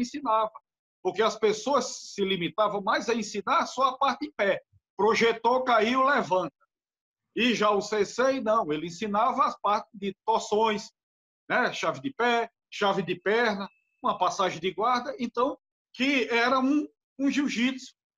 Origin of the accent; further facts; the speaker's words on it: Natal, Rio Grande do Norte, Brazil; also born or lived in Recife; eu sou de Natal, Rio Grande do Norte, aqui em Natal